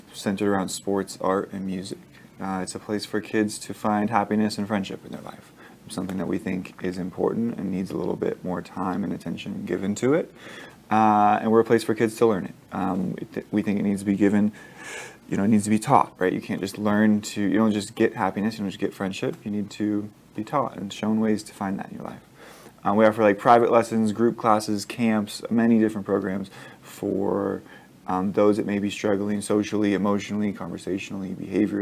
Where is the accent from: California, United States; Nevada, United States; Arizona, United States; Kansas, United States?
Nevada, United States; Las Vegas; I'm born and raised in Las Vegas. Went to Durango High School